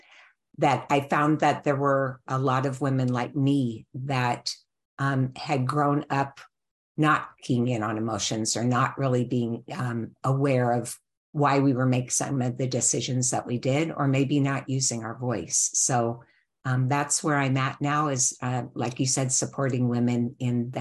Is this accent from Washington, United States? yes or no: yes; Seattle, Washington, United States; moved away as an adult; also born or lived in California; I grew up in Seattle, Washington.